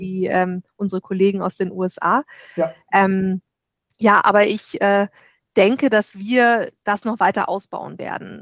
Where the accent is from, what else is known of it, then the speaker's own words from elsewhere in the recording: Germany; als Deutsche